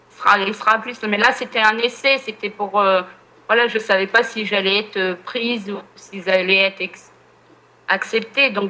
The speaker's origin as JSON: {"language": "French", "region": "Normandy", "country": "France", "said": "Ah oui, oui, je suis une pure Normande."}